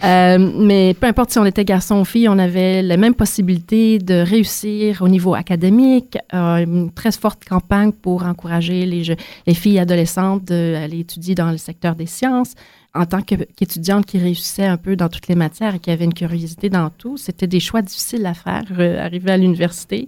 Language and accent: French; Quebec, Canada; moved away as an adult; also born or lived in Montreal; now in Ottawa, Canada; Né de Montréal, j'ai grandi autant dans les grands centres urbains que les régions rurales du Québec